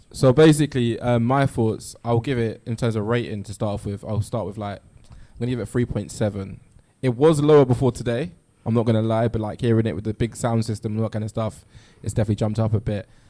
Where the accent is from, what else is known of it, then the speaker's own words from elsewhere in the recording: Ghana; now in London, United Kingdom; being a Ghanaian, um, living in London